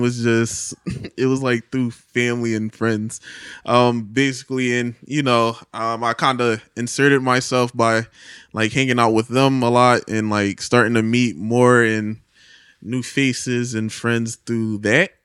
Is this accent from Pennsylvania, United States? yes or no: yes; Philadelphia, Pennsylvania, United States; Grew up in Philadelphia, P A, West Philly